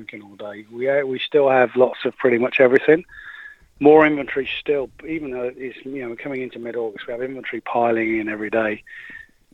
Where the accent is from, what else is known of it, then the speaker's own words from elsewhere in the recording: England, United Kingdom; moved away; I'm English